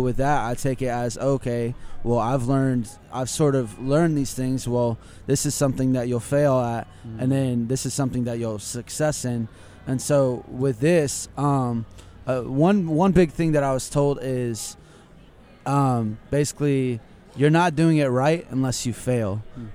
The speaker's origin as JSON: {"language": "English", "town": "Lakeland", "region": "Florida", "country": "United States", "said": "I'm actually from Lakeland, Florida"}